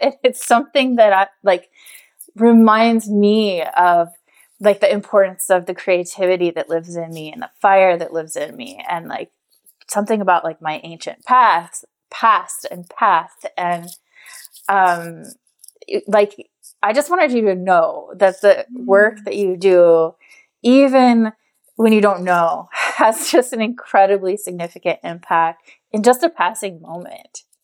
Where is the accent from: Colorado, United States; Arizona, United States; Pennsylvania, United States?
Arizona, United States; Scottsdale; moved away; we're both from Scottsdale, Arizona